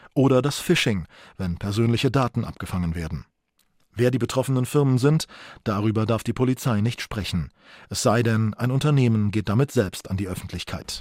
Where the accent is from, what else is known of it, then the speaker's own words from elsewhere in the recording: Saarland, Germany; bei uns im Saarland